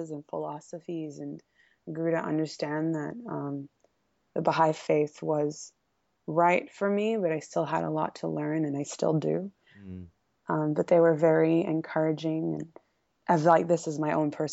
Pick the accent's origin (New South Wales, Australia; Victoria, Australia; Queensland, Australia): Queensland, Australia; Brisbane; first language Hebrew; English is a second language; also born or lived in Blacktown, Sydney, Australia / Haifa, Israel; move to a suburban part of Brisbane, Australia